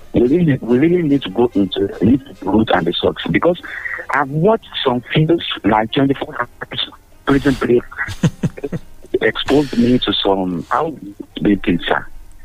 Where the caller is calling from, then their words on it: Ogun State, Nigeria; Okay, I'm calling from Ogun State, sir.